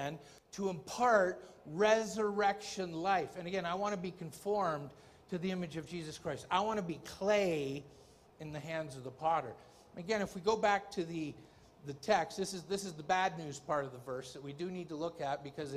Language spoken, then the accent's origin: English; Ontario, Canada; I'm from Ontario, and things aren't quite as free there